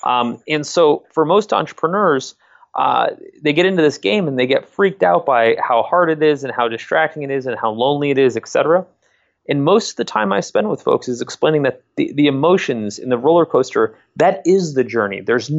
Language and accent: English; Connecticut, United States; now in Columbus, United States; And I'm not from Columbus myself. I grew up in Southern Connecticut, and I came out to go to school here in my second year at the Ohio State University.